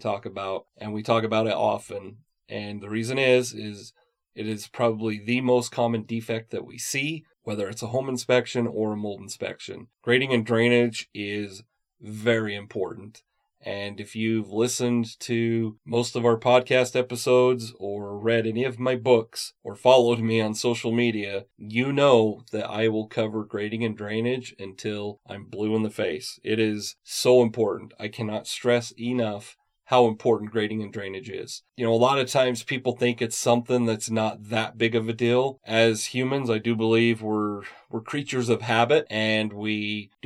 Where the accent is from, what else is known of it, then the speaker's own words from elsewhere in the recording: Utah, United States; I was born and raised in Utah, so I'm used to the seasons here.